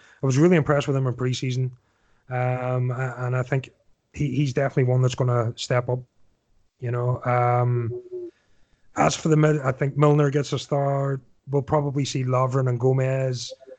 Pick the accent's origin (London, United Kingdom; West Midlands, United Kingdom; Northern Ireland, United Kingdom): Northern Ireland, United Kingdom; Newtownards; you're from the same sort of neck of woods I'm from. You know yourself, whatever time, you know, I'm from Newton Arts.